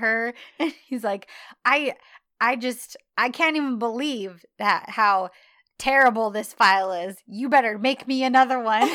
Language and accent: English; United States; an American woman